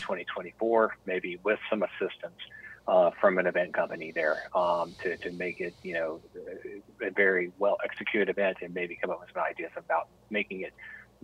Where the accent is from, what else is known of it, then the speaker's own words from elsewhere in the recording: Charlotte, North Carolina, United States; Born and bred in Charlotte. I am a native, Charlotte is home